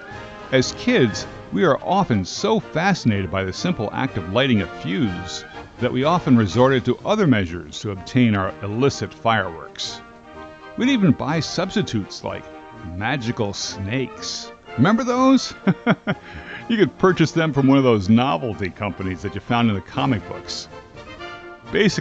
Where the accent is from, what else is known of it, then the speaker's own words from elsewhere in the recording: Linden, New Jersey, United States; I grew up in Linden, New Jersey